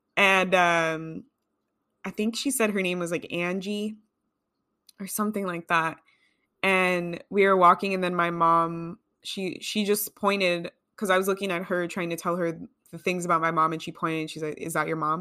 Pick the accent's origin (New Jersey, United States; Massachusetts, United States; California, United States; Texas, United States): California, United States; I grew up in California